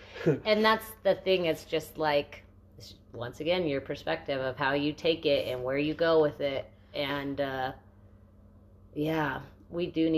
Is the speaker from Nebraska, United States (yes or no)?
no; Arizona, United States; now in New Mexico, United States; Growing up in Arizona